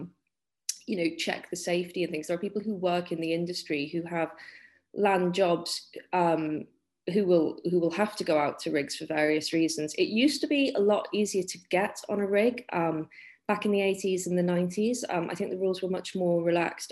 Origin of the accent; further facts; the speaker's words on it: the Wirral, North West England, United Kingdom; We are quite near Liverpool here